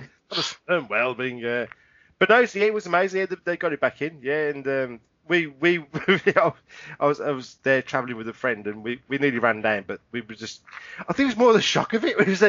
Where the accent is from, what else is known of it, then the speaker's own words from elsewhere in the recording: England, United Kingdom; I was in total shock and I'm English.